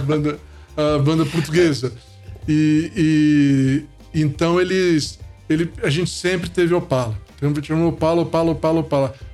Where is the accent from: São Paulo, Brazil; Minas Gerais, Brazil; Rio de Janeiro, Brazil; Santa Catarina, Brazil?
Rio de Janeiro, Brazil; moved away as an adult; also born or lived in Itabira; eu cheguei no Rio com dois anos de idade, né? E então a gente morou minha vida toda, minha infância e adolescência, é, eu só saí, saí adulto do Rio de Janeiro